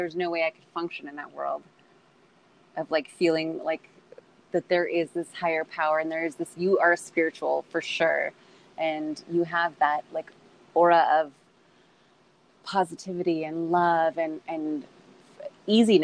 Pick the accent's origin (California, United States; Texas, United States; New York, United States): California, United States; Orange County; we're both from Orange County